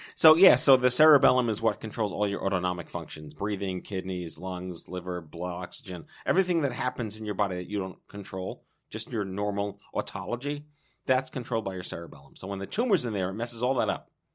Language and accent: English; New York, United States; I was born and raised in New York